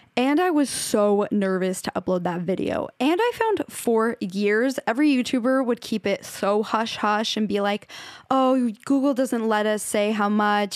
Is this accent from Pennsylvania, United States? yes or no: no; Washington, United States; now in Los Angeles, United States; the town I grew up in in Washington